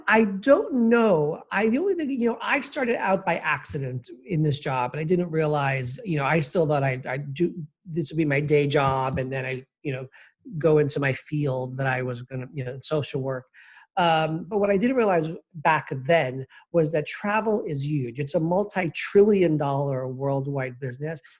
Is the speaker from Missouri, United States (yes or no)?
no; New York City, New York, United States; also born or lived in Kennebunkport, Maine; I was born and raised in Queens, New York